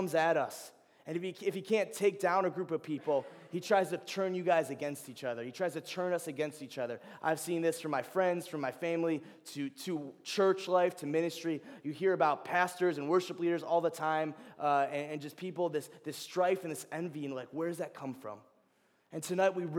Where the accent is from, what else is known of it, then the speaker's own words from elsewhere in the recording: Cleveland, Ohio, United States; moved away; I am from Cleveland, Ohio, so you know I got to rep my hometown state